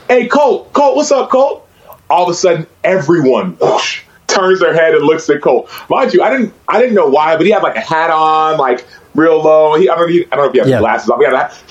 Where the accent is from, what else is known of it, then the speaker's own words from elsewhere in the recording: Dallas, Texas, United States; I grew up in Dallas proper, so the part that was actually called Dallas